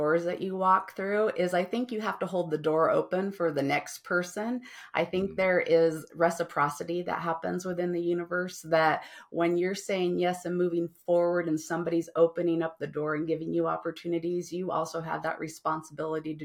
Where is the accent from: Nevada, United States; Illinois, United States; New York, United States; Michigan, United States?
Nevada, United States; Las Vegas; moved away as an adult; also born or lived in San Francisco Bay Area; I didn't have a family because I was from Las Vegas.